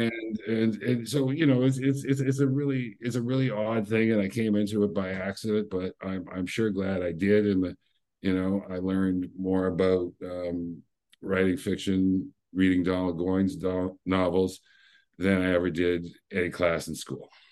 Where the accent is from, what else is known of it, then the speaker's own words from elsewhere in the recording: Windsor, Ontario, Canada; I was from Windsor, which is one mile from Detroit